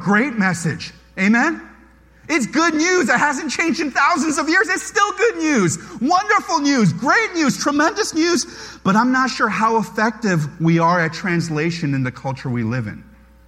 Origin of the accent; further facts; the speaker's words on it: United States; I'm Korean-American. I was born in America